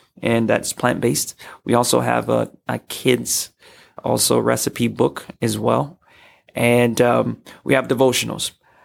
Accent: Minnesota, United States; also born or lived in Chicago, Illinois / St. Paul, Minnesota / Duluth, Minnesota / Brooklyn Park, Minnesota; Born in Chicago, but moved to Minnesota when I was about 6, and spent most of my life here in Minnesota.

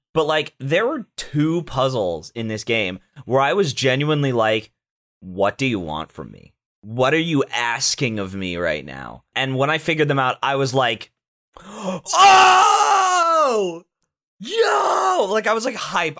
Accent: Orlando, Florida, United States; I was famous though in my hometown, very briefly, in my hometown of Orlando

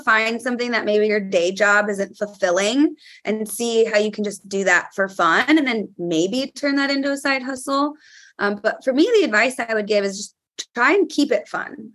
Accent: California, United States; now in New York, United States; I'm from California

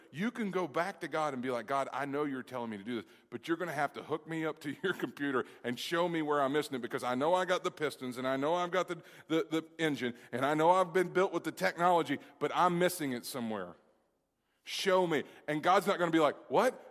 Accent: Kentucky, United States; Kentucky, which is my home state

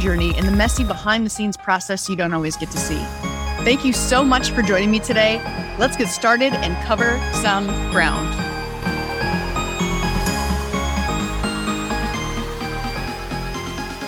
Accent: Midwest, United States; growing up in the Midwest, especially as a woman

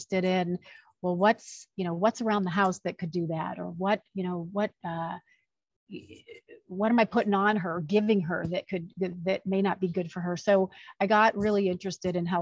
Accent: Chicago, Illinois, United States; moved away as an adult; also born or lived in Los Angeles, United States; now in Arizona, United States; I'm originally from the Chicagoland area, but found Arizona to be a home

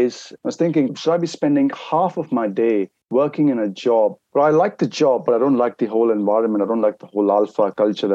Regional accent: India; moved away; I'm originally from India

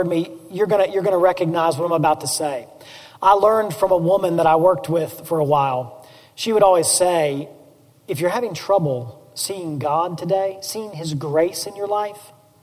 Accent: Memphis, Tennessee, United States; I grew up in East Memphis

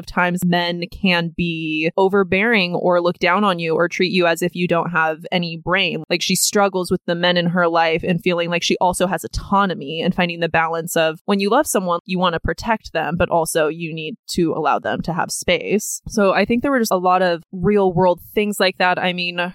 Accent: Oceanside, California, United States; we grew up near the ocean

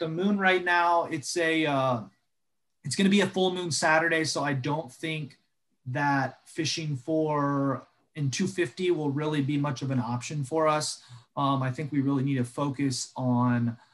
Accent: Jacksonville, Florida, United States; now in South Florida, United States; I grew up in Jacksonville

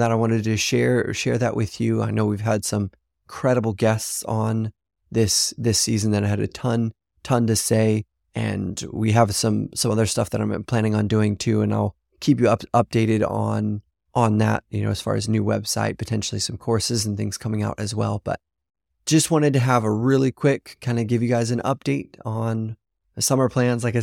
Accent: Papua New Guinea; now in China; a friend that I grew up with in Papua New Guinea, actually, which is pretty incredible. We'll have some other friends from Papua New Guinea there.

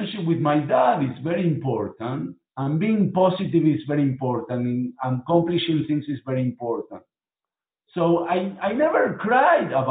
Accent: Buenos Aires, Argentina; moved away as an adult; now in Miami, United States; I was born in Argentina

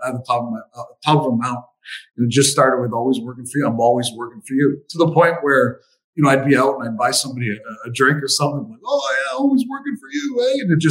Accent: Windsor, Ontario, Canada; I'm from Windsor.

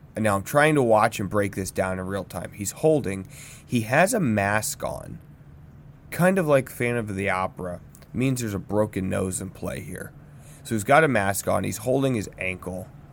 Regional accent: United States; As an American

